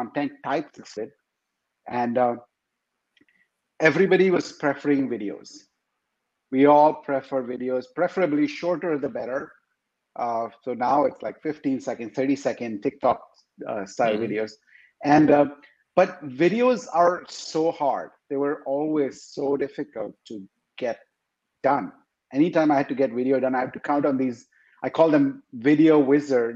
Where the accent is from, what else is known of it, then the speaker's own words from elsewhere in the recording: India; moved away as an adult; now in Seattle, United States; I am originally from India